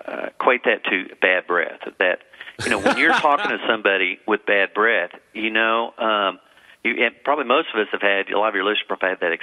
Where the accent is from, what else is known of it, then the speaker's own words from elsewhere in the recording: Texas, United States; I'm from Texas, born and raised